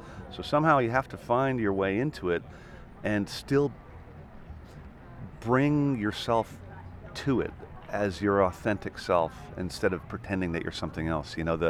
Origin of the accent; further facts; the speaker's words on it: Canada; So given that, you know, I'm not an Americana artist, because I'm Canadian-Irish